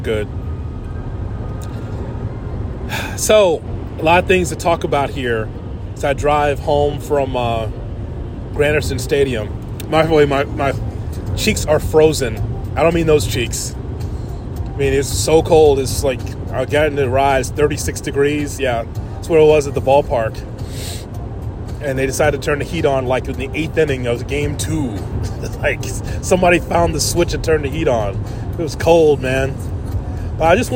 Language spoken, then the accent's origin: English; Chicago, Illinois, United States; growing up on the South Side